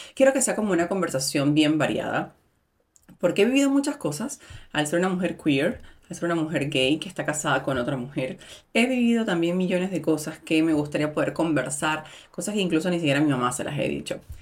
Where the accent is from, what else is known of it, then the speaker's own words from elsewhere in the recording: Venezuela; moved away; soy mujer, migrante, venezolana